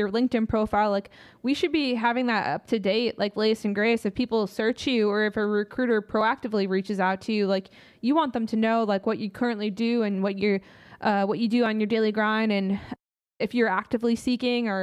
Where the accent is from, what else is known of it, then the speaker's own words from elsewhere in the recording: Midwest, United States; we're coming from the Midwest nice side